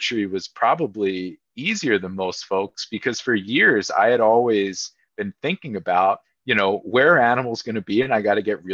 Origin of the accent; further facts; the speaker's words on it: Lititz, Pennsylvania, United States; I was fortunate growing up in Lititz